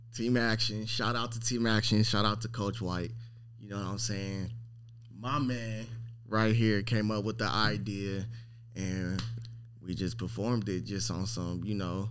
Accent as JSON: {"language": "English", "town": "Long Beach", "region": "California", "country": "United States", "tie": "born or raised there", "said": "I'm from Long Beach, California"}